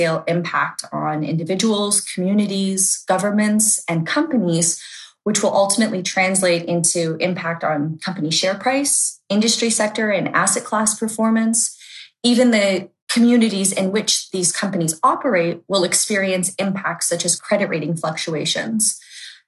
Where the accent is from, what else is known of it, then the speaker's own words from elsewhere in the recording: Ontario, Canada; I come from Ontario, Canada